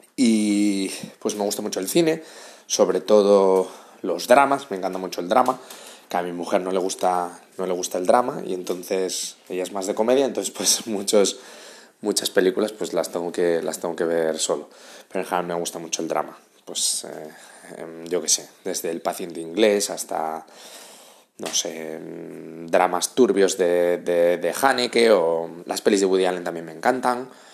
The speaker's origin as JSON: {"language": "Spanish", "region": "Asturias", "country": "Spain", "moved": "as an adult", "lives_now": "Madrid, Spain", "said": "soy de Asturias, llevo en Madrid viviendo 6 años"}